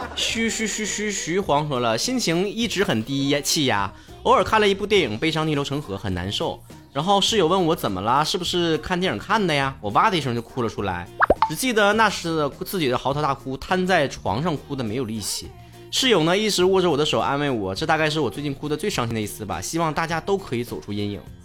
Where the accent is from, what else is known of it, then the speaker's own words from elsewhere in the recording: Northeast China, China; 吃亏就吃亏到我是东北人